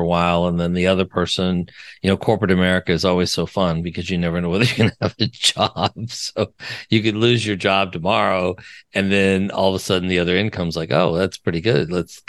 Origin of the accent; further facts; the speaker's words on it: Wyoming, United States; Oh, I'm from Wyoming, for God's sake.